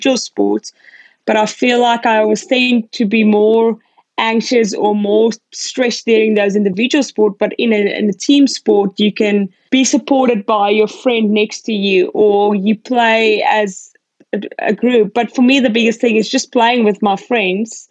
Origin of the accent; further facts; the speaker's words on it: Pretoria, Gauteng, South Africa; moved away as an adult; also born or lived in East London, South Africa; now in Australia; I was born in East London. When I was about 2 years old, we moved up to Gauteng and to Pretoria. So that's where I went to primary school and high school